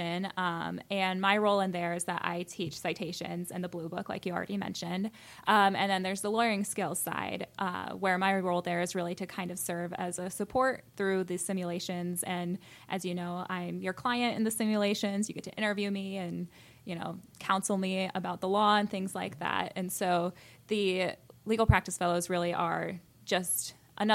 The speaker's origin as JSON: {"language": "English", "town": "Champaign", "region": "Illinois", "country": "United States", "also_born_or_lived": "Indiana / Chicago, Illinois", "moved": "as an adult", "lives_now": "Williamsburg, Virginia, United States", "said": "I'm originally from Champaign, Illinois"}